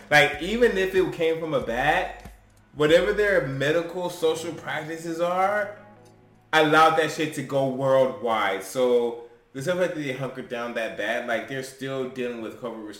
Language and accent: English; United States; as an American